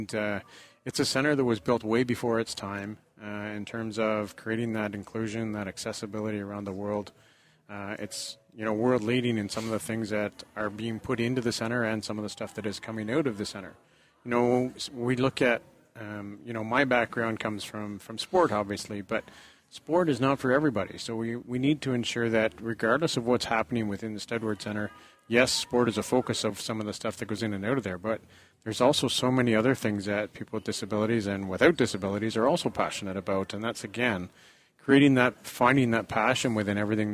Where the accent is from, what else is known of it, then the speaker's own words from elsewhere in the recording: Canada; 300 other crazy Canadians that made the trek from my hometown